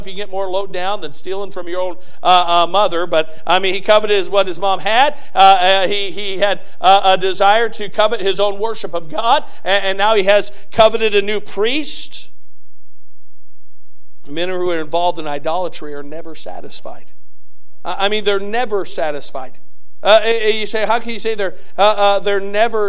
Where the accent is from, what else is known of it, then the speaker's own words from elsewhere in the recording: United States; being an American